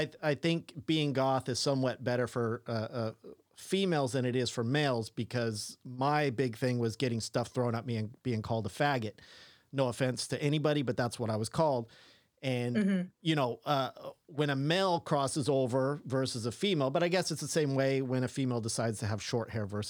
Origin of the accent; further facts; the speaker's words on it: England, United Kingdom; I can't pronounce anything. I'm an English white boy.